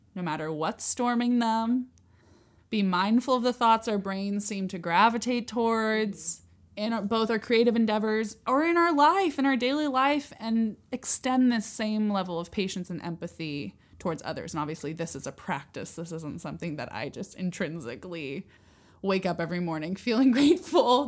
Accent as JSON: {"language": "English", "town": "San Luis Obispo", "region": "California", "country": "United States", "tie": "born or raised there", "said": "I was born in San Luis Obispo, California"}